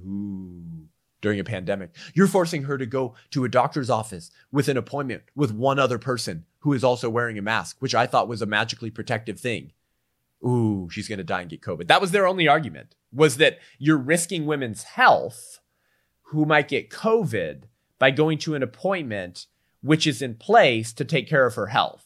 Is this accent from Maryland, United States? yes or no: no; California, United States; California, my home state